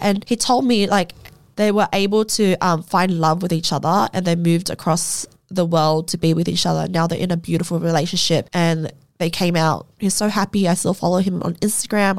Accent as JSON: {"language": "English", "country": "Australia", "said": "as an Australian citizen, not being able to come home into her own fucking country"}